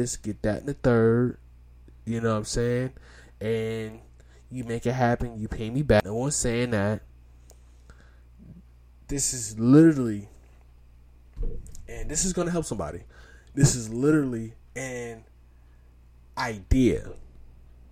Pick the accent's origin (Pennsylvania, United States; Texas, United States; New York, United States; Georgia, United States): New York, United States; New York City; I'm from Brownsville